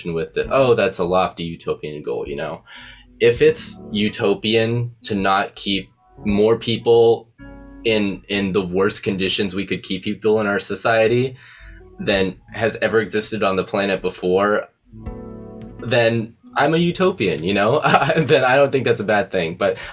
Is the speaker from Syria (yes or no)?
no; Ohio, United States; now in Arizona, United States; I'm an Ohio boy